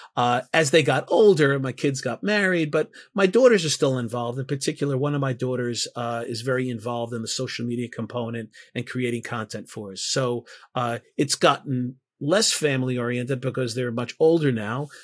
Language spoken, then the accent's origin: English; New York City, New York, United States; I'm from New York